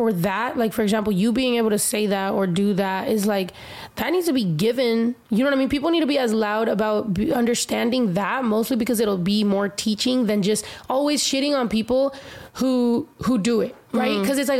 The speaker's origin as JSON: {"language": "English", "country": "United States", "said": "for me being Mexican American, but also, you know, I'm queer, but, like, I'm not just Mexican. I'm not just, like, American. Like, I'm Mexican-American"}